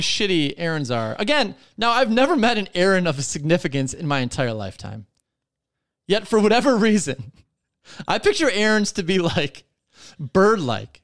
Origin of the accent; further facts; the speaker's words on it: Detroit, Michigan, United States; we're from Detroit